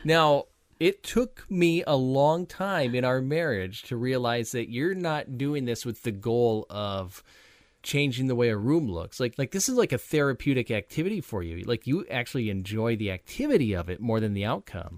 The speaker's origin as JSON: {"language": "English", "region": "Minnesota", "country": "United States", "moved": "as an adult", "lives_now": "Iowa, United States", "said": "I'm from Minnesota"}